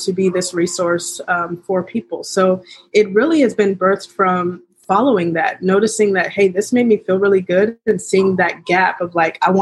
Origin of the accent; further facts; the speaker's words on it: Kansas City, Missouri, United States; we're from Kansas City